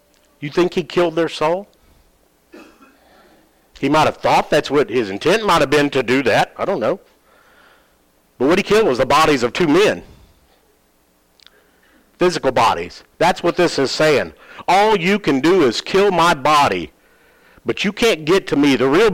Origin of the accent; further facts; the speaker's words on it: Louisiana, United States; moved away; I grew up in Louisiana